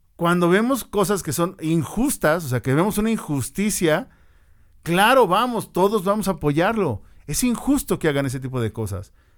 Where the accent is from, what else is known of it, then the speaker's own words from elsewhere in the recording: Mexico; para nosotros como mexicanos